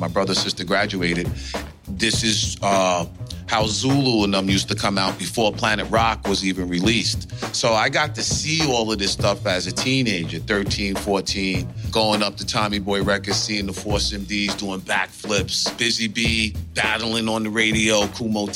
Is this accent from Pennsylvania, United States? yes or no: no; Brentwood, New York, United States; moved away as an adult; also born or lived in Connecticut; I'm from Brentwood, Bayshore, Long Island